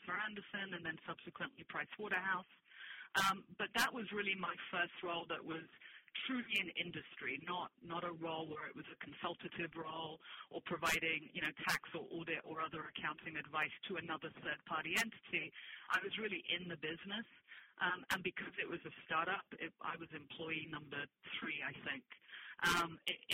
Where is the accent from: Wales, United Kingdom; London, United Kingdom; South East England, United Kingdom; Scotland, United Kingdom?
London, United Kingdom; moved away as an adult; also born or lived in Spain / Bermuda; I'm originally Spanish, but, yes, I grew up in London